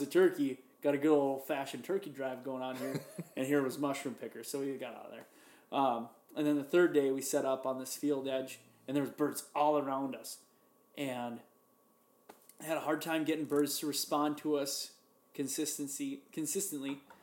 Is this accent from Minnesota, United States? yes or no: yes; Minnesota, United States; I'm from Minnesota